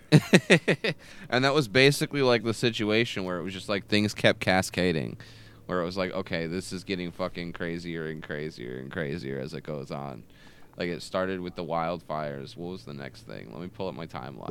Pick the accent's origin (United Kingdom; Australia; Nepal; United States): United States; Michigan; I'm from Michigan